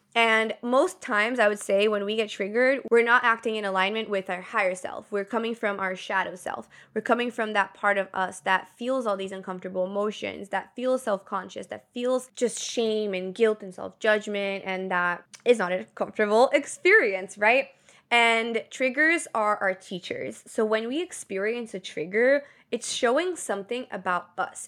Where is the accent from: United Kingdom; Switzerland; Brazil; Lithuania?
Brazil; born or raised there; moved away